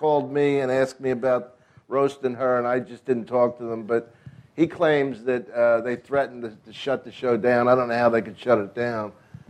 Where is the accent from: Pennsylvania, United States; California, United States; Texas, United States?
Pennsylvania, United States; Philadelphia; I grew up near Penn after we moved from South Philly, 7th and Tasker.